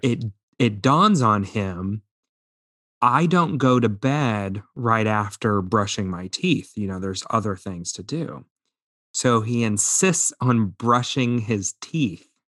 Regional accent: Indiana, United States; growing up in Indiana.

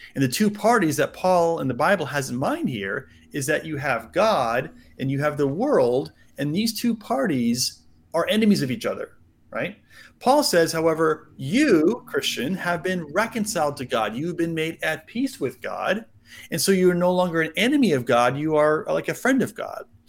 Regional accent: United States; I grew up mostly in the States.

